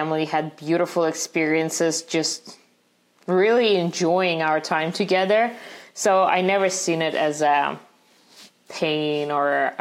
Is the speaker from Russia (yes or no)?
yes; Russia; now in United States; growing up in Russia